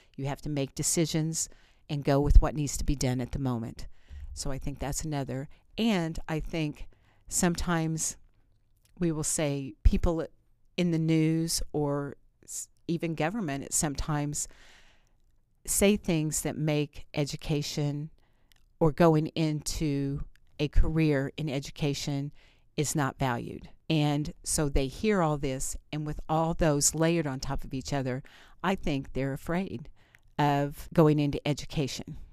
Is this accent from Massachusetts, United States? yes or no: no; Bloomfield, Indiana, United States; I grew up in Bloomfield, and, um, I'm proud to be from Greene County